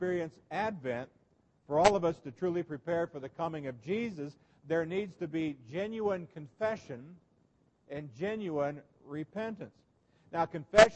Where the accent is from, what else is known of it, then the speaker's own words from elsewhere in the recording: Nebraska, United States; growing up in Nebraska, in the Lincoln Journal Star